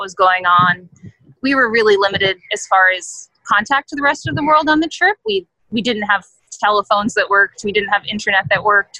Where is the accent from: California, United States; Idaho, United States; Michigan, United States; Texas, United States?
California, United States; we're from California. We live in the Bay Area.